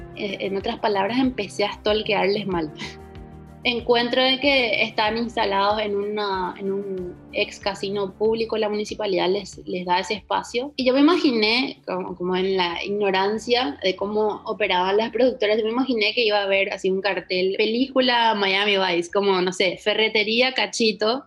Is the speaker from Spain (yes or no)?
no; Paraguay; moved away as an adult; also born or lived in Ciudad del Este / Buenos Aires; me fui a estudiar a Buenos Aires porque en Paraguay no existía ni siquiera la carrera de indumentaria en aquel momento